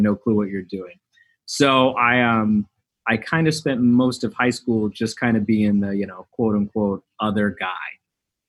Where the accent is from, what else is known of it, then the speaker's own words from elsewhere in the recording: Riverside County, Inland Empire, Southern California, United States; now in Miami, United States; I grew up in Southern California, kind of Riverside County, Inland Empire